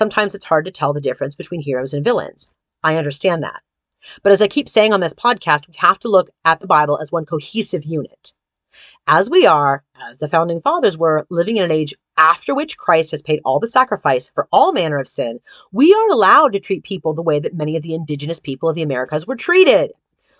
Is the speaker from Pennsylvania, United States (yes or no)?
yes; Pittsburgh, Pennsylvania, United States; my hometown of Pittsburgh, PA